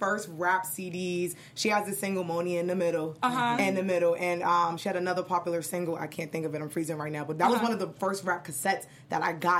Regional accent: New York City, New York, United States; I grew up in Brooklyn. I grew up in New York.

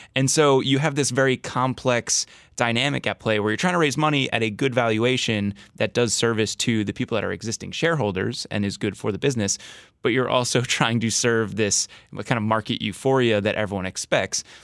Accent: New Jersey, United States; moved away; I grew up in New Jersey

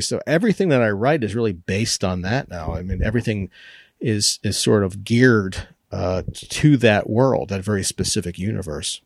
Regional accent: Maryland, United States; I grew up with this in Maryland.

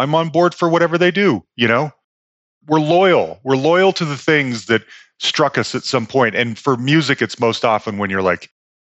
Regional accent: California, United States; So I grew up in the Bay Area.

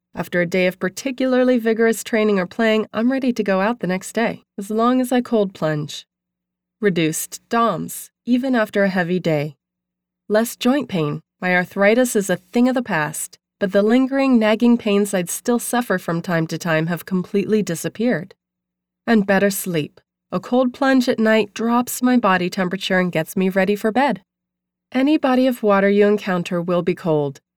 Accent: New England, United States; also born or lived in Maine; now in Malibu, United States; growing up in New England

